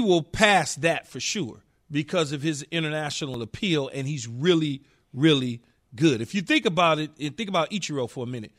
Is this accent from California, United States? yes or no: yes; California, United States; Because I'm from California.